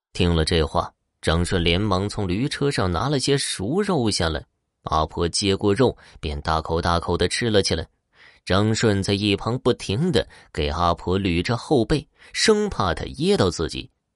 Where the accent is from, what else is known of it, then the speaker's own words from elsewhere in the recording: Horqin Grassland, Inner Mongolia, China; 美丽的科尔沁大草原是我的家乡